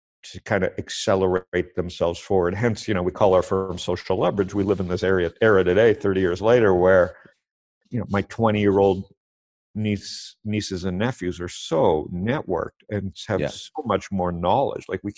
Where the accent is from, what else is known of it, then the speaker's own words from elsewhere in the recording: Toronto, Ontario, Canada; moved away as an adult; also born or lived in Windsor / San Diego; now in Arizona, United States; I was born in Toronto, school there, went to Western